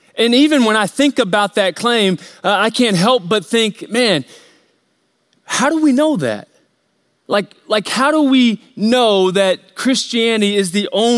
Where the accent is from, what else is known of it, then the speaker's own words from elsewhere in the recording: United States; we grew up here in America